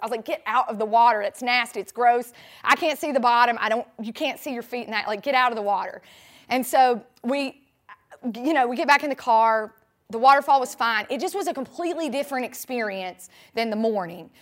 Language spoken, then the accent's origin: English; Sandy Ridge, North Carolina, United States; now in Tampa, United States; I grew up in Sandy Ridge, North Carolina